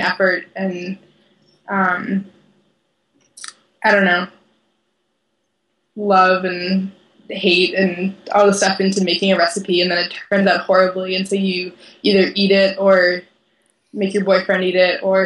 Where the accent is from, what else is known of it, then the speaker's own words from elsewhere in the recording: Watertown, Massachusetts, United States; also born or lived in Boston; now in Madison, United States; I grew up in Watertown, which has a wide array of like Armenian markets